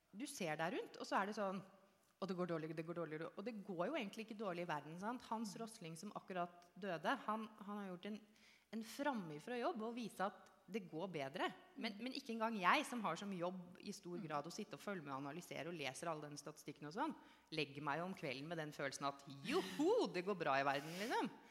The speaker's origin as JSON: {"language": "Norwegian", "region": "Oslo", "country": "Norway", "tie": "born or raised there", "said": "jeg er født og oppvokst i Oslo indre øst"}